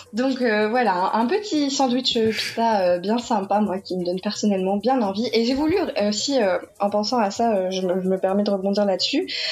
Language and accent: French; France; je suis française, j'habite en France